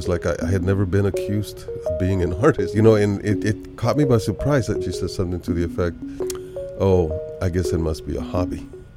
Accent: Bogota, Colombia; moved away; also born or lived in Bucaramanga, Colombia; I was originally from Colombia, South America, born in Bucaramanga and lived most of that in Bogota

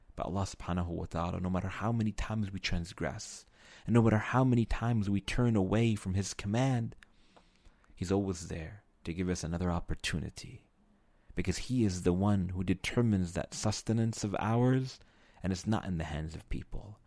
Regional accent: New York City, New York, United States; I'm from New York City

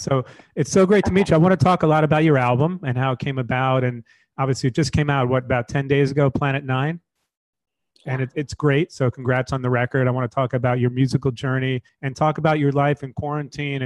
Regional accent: New York City, New York, United States; I'm a New Yorker

